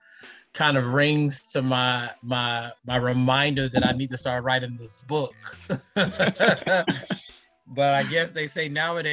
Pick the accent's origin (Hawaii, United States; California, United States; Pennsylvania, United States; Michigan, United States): California, United States; San Francisco; also born or lived in Oakland, California; now in San Jose, United States; I was born in Oakland, California, but raised in San Francisco, California. So in my adolescence years, I grew up in San Francisco, went to public school there.